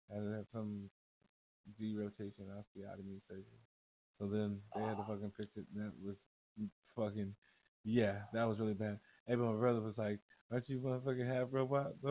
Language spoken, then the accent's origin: English; Indiana, United States; moved away; hey, let me tell you this. When I left Indiana, the motherfuckers trea